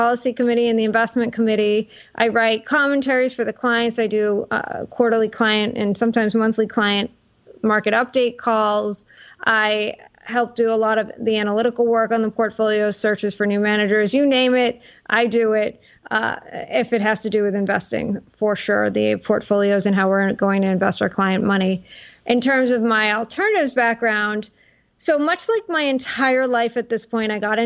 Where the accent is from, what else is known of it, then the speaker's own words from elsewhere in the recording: Worcester, Massachusetts, United States; now in Evanston, United States; I grew up in the Boston area. Actually, I grew up in a city called Worcester.